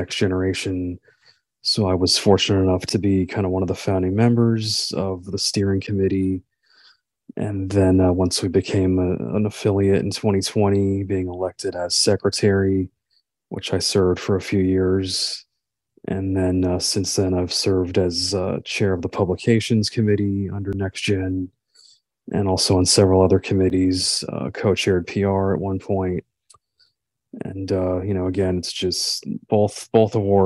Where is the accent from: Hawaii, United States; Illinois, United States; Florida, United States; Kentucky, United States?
Florida, United States; Wesley Chapel; I'm from Florida, from Wesley Chapel, Florida